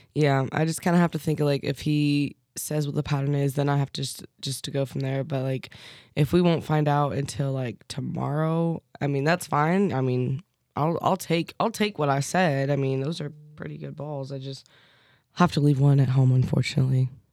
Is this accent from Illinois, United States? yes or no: yes; Fairview Heights, Illinois, United States; moved away; my hometown, Fairview Heights, Illinois